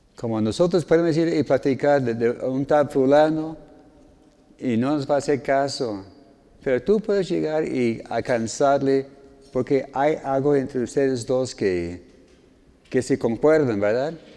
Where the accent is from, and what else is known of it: United States; born or raised there; Spanish is a second language; moved away as an adult; now in Mexico